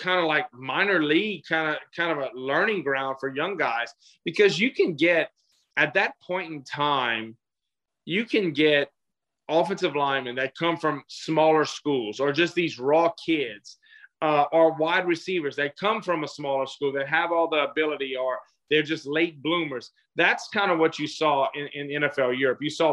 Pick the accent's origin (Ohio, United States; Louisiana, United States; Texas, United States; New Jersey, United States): Louisiana, United States; accent: thick Louisiana; I came from a pretty thick Louisiana accent